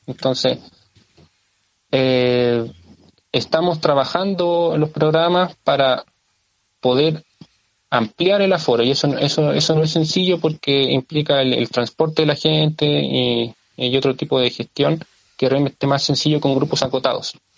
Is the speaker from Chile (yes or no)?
yes; Lampa, Santiago Metropolitan Region, Chile; soy vecino de, de Lampa eh, viví gran parte de mi vida en Lampa